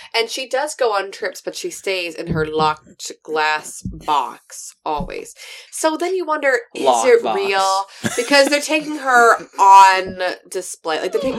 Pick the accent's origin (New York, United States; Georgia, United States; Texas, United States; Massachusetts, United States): Georgia, United States; I'm from Georgia.